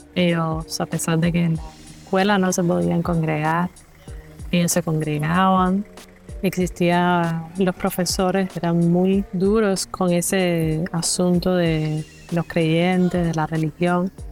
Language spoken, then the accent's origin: Spanish; Pinar del Río, Cuba; tengo 30 años, soy cubana.